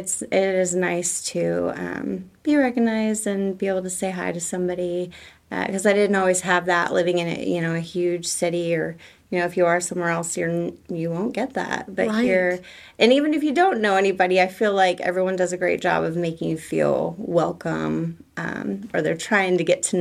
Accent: Tulsa, Oklahoma, United States; born there; now in Tahlequah, United States; I was born in Tulsa. I love Tulsa, but it's a huge city.

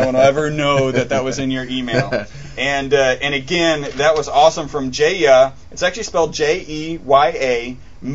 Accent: United States; I'm American

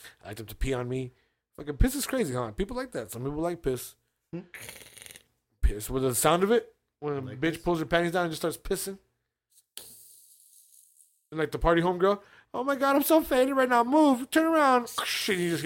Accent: Arizona, United States; I'm from Arizona

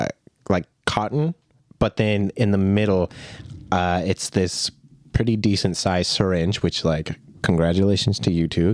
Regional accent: the South, United States; I can say this because I'm from the South.

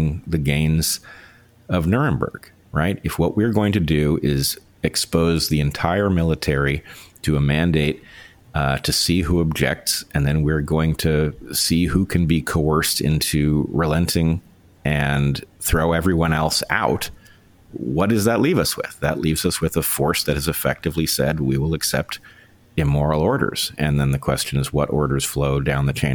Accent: United States; as an American

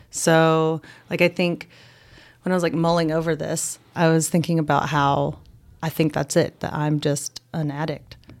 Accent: Boone, North Carolina, United States; I grew up here in Boone

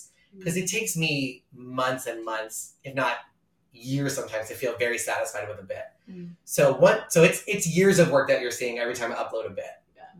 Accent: New York, United States; So normally if I was doing a joke about being a New Yorker, the first time I'd say I'm a New Yorker and I do my joke.

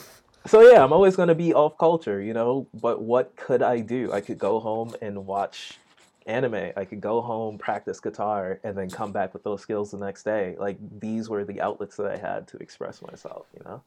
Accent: New York City, New York, United States; East Flatbush, Brooklyn

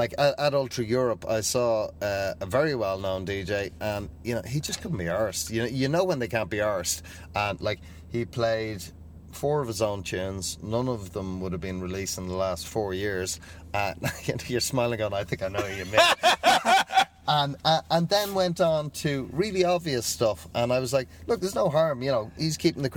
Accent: Ireland; I'm Irish

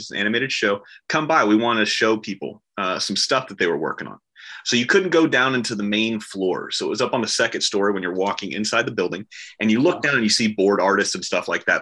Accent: Orlando, Florida, United States; I'm from Orlando, Florida

